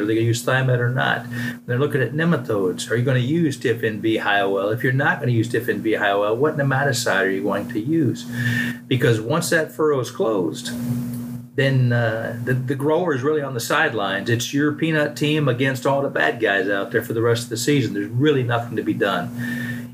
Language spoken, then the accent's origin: English; Brevard County, Florida, United States; now in Georgia, United States; I'm originally from Florida. I grew up in uh, Brevard County on the East Coast